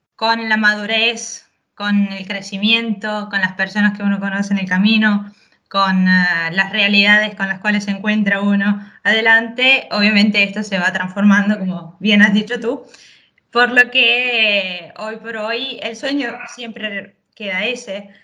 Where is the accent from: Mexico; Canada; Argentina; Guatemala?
Argentina; Chaco; Yo nací en Chaco, Argentina, norte